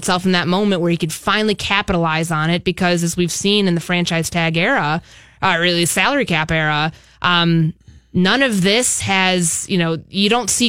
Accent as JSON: {"language": "English", "town": "Chicago", "region": "Illinois", "country": "United States", "also_born_or_lived": "Bay Area", "said": "Exactly. I'm from Chicago originally, so I love the Midwest. I know I'm used to big cities. You know, I lived in the Bay Area before I came here"}